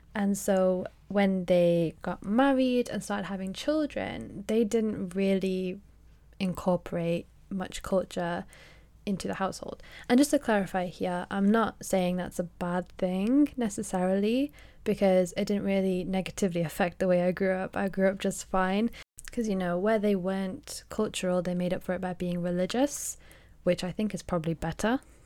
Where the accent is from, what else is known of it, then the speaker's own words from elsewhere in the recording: Manchester, North West England, United Kingdom; also born or lived in Rochdale; Then we moved to Manchester